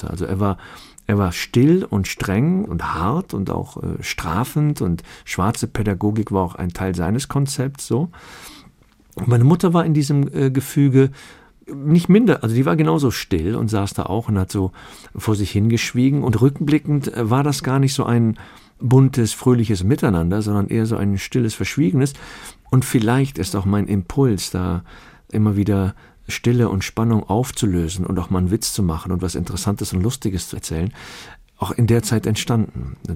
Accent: Chorweiler, North Rhine-Westphalia, Germany; ich bin in Chorweiler zur Schule gegangen, ich bin morgens raus, mein, mein älterer Bruder, der drei Jahre älter ist, ging, ich ging dann und so in der Schule

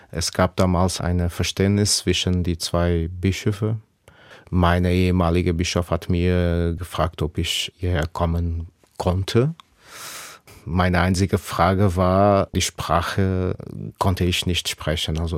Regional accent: Portugal; Für mich als Portugiese, aber ich merke das für die Mitglieder der Gemeinde.

